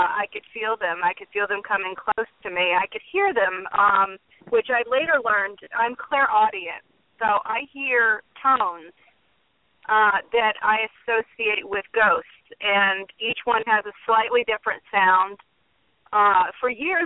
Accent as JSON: {"language": "English", "region": "Indiana", "country": "United States", "tie": "born or raised there", "moved": "as an adult", "lives_now": "Massachusetts, United States", "said": "I was born in Indiana. I grew up in Indiana."}